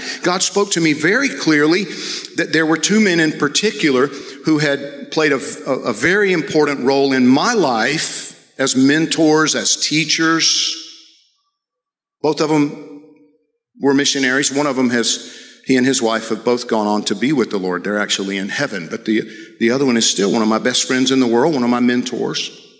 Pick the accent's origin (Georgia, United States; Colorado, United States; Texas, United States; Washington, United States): Georgia, United States; I came here from Georgia as a missionary and training missionaries to go into mostly Central America, South America, the Caribbean